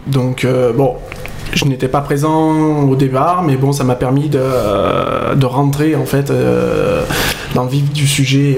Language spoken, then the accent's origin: French; Sisteron, Provence-Alpes-Côte d'Azur, France; accent: southern; Non, je ne suis pas de Bordeaux, je suis de Sisteron